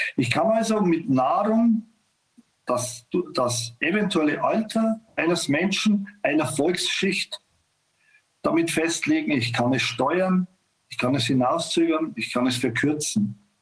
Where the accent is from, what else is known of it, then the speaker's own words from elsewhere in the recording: Bavaria, Germany; bei uns in Bayern